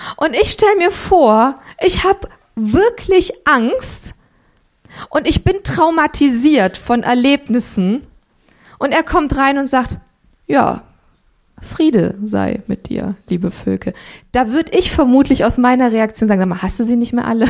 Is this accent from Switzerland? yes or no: no; Romania; moved away; ich bin in Rumänien geboren